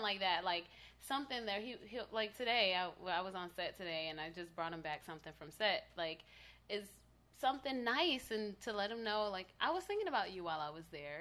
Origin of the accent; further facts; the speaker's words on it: Tallahassee, Florida, United States; now in Los Angeles, United States; I am from Tallahassee, Florida